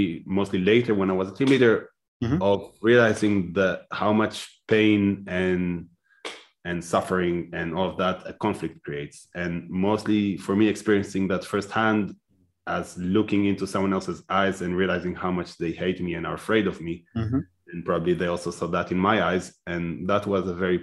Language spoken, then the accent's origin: English; Israel; moved away as an adult; now in Netherlands; I was born and raised in Israel